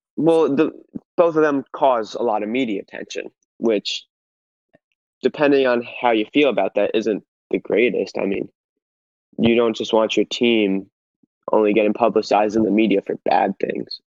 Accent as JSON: {"language": "English", "town": "Philadelphia", "region": "Pennsylvania", "country": "United States", "said": "I am from Philadelphia"}